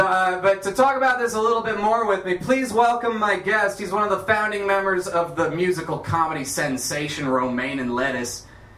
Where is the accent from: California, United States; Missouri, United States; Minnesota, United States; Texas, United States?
Minnesota, United States; moved away; also born or lived in Seattle; I'm from fucking Minnesota, man.